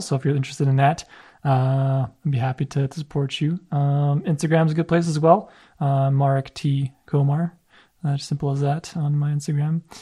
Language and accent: English; Canada; a son of immigrant parents as well, and it's like, I had the identity crisis, like, am I Polish? Am I Canadian?